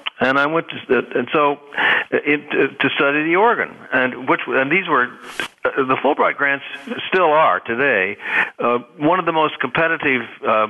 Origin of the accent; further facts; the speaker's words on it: Lubbock, Texas, United States; also born or lived in Austin, Texas; I grew up in Texas, in Lubbock, Texas.